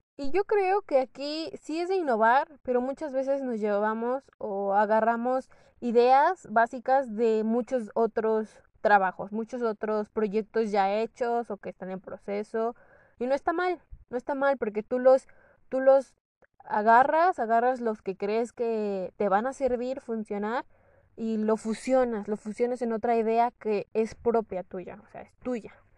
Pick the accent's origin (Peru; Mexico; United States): Mexico; Morelos; moved away as an adult; also born or lived in Toluca; yo soy del estado de Morelos